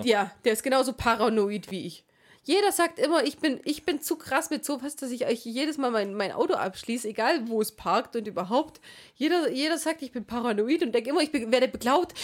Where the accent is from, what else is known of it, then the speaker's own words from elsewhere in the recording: Swabia, Germany; Ich bin Schwabe